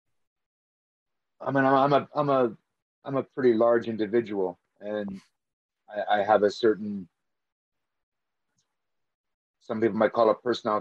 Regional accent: Canada; I'm from Canada

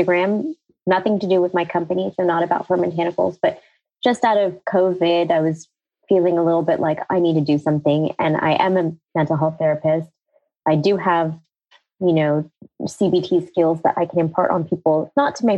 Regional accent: United States; born or raised there

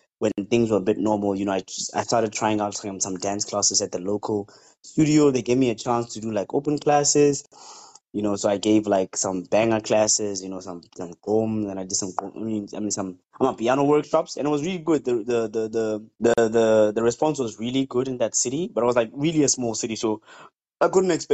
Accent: North West, South Africa; moved away as an adult; now in China; I was born and bred in South Africa in a small little town village called Daung in the Northwest Province.

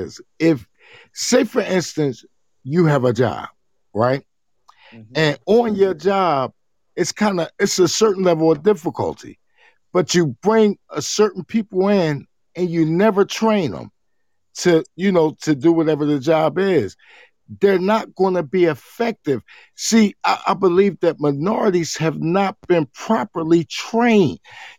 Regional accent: New Jersey, United States; now in Ohio, United States; I'm in Ohio. Now, understand, I'm from Jersey

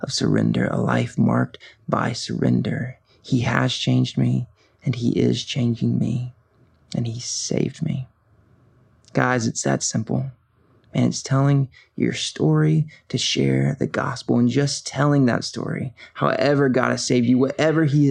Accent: Covington, Georgia, United States; I was born and raised here in Covington, Georgia, and really have been in Georgia most of my life

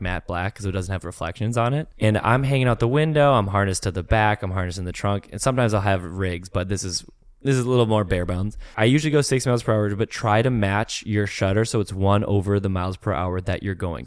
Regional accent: Minnesota, United States; I'm from Minnesota

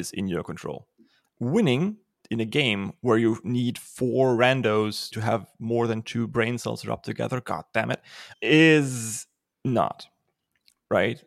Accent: Germany; accent: German; English is a second language; I'm German

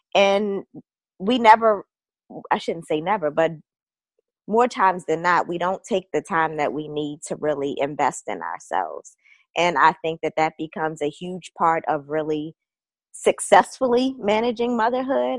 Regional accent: Baltimore, Maryland, United States; moved away as an adult; now in Northern Virginia, United States; I am originally from Baltimore, but I've been in the Northern Virginia area for about 10 years now

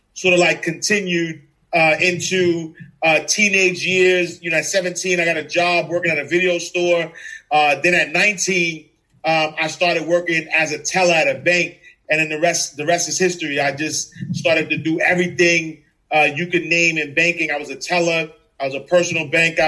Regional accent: New York City, New York, United States; I'm originally from New York City, Harlem, NYC

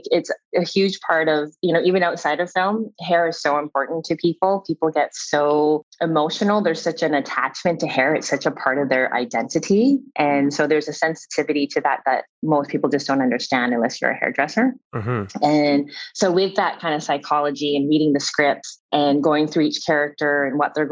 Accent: Canada; I am Canadian

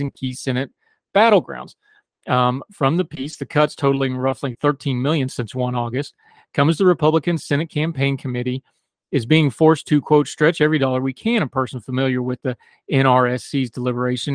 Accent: West Virginia, United States; also born or lived in Germany; my home state, West Virginia

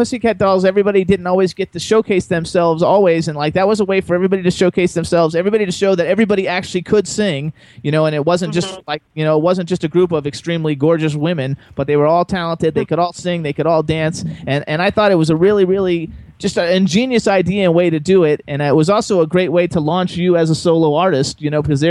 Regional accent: Miami, Florida, United States; moved away as an adult; now in New Hope, Pennsylvania, United States; I was born and raised in Miami like you and raised in South Florida my whole life

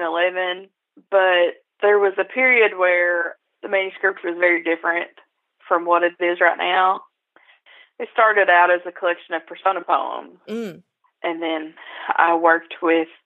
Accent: Appalachia, United States; my experiences as an Appalachian. I mean, I grew up wanting to leave

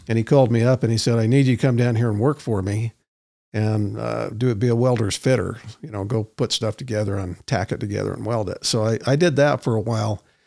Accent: Roy, Utah, United States; I grew up in Roy, not that Roy's a bad place

